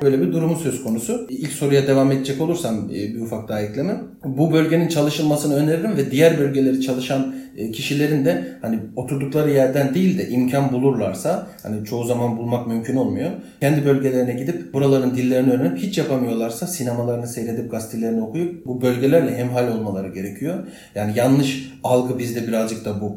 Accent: Turkey

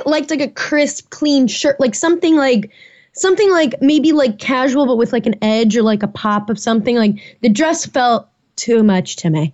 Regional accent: Naperville, Illinois, United States; moved away; I'll be in the Chicago suburbs for that back in my hometown, Naperville

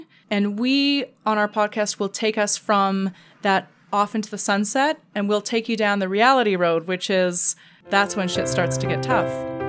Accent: Canada; Okay, so listen, as the Canadian in the room, I need to ask

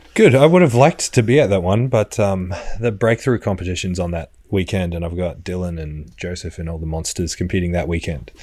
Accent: Australia; I was from Australia

